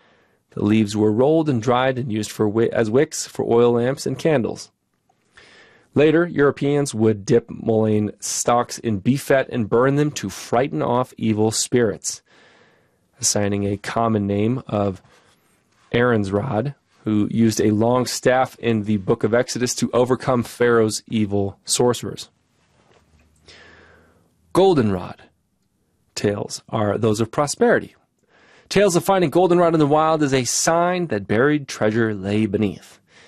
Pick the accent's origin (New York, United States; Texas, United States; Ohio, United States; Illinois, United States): Ohio, United States; One of my personal plant lore stories comes from growing up in Ohio, exploring the woods with other children.